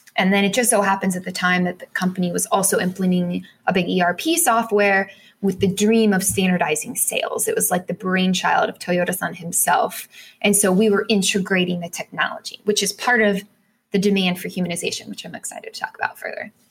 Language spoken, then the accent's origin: English; United States